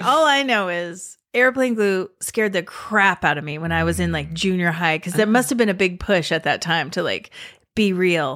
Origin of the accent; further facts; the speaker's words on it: Mendocino County, California, United States; I'm from Mendocino County